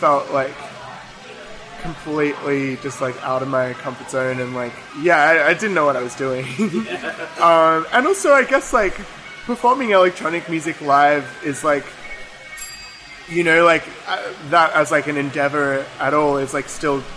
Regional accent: Melbourne, Victoria, Australia; I grew up in Melbourne, in Elstonwick

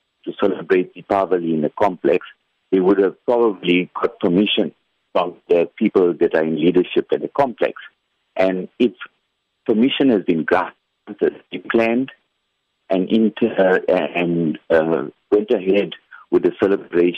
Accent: South Africa

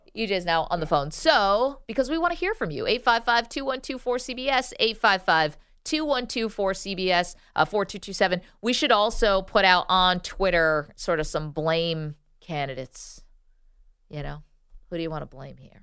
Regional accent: Binghamton, New York, United States; moved away; I'm from Binghamton

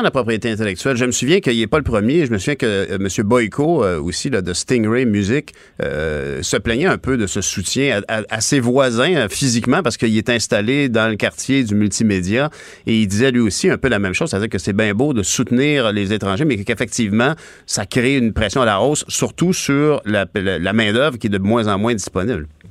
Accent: Quebec, Canada; also born or lived in Ottawa / Longueuil

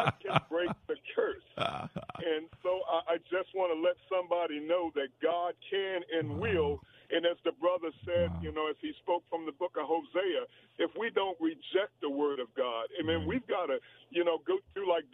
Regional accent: Washington, District of Columbia, United States; we were raised up in Washington, D.C.

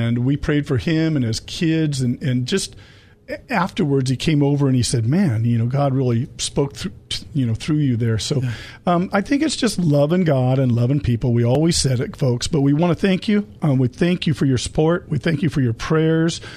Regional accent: El Cajon, California, United States; I was born in the El Cajon

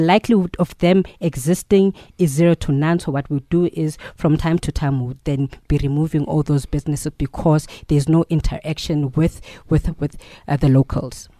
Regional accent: East Rand, Gauteng, South Africa; born, bred, and battered, a togoth in the East Rand

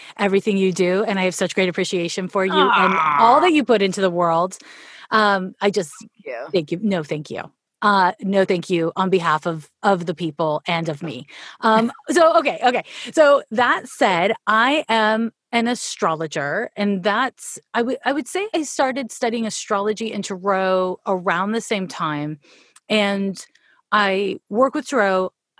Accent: Canada; accent: Canadian; now in Oakland, United States; I'm from Canada, hence this is the problem with the Canadian accent. Whenever I'm enunciating or being like really intentional, the Canadian comes out.

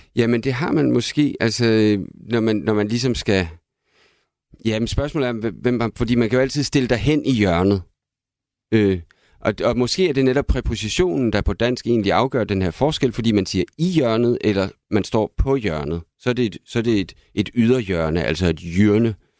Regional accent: Aalborg, North Denmark Region, Denmark; min barndom i Aalborg

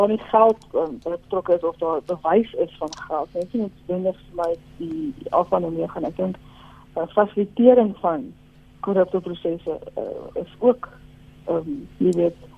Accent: South Africa; vind ek op die stadium as 'n Afrikaner nou in die regering

